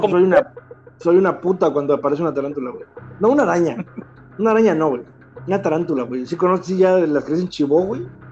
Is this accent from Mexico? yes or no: yes; Candelaria, Mexico; somos de Candelaria